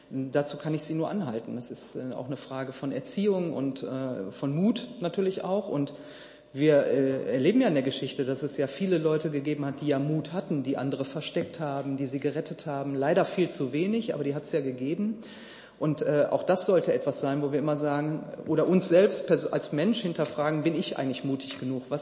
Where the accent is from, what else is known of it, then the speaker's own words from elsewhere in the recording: Duisburg, North Rhine-Westphalia, Germany; was ist eigentlich mit unseren Duisburgern, wo ich herkomme